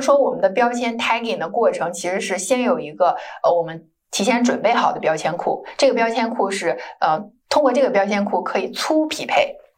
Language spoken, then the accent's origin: Chinese; China; 就像我中国人去校对一个中文会更快